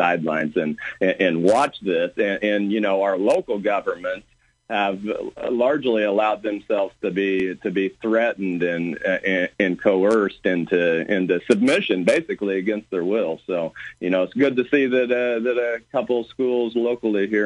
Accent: Beecher City, Illinois, United States; Beecher City is my hometown here

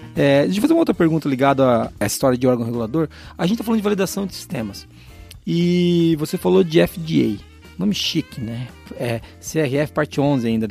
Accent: Foz do Iguaçu, Paraná, Brazil; accent: caipira; Eu sou de Foz do Iguaçu

